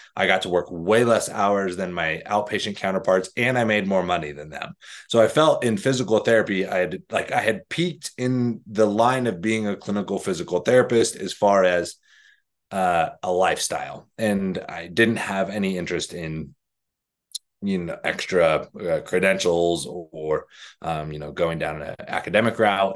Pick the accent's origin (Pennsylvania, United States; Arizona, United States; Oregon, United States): Arizona, United States; moved away; I'm from Arizona